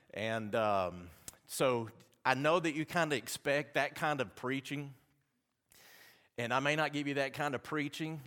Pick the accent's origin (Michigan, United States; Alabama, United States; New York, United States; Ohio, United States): Alabama, United States; accent: Southern; I'm from Alabama.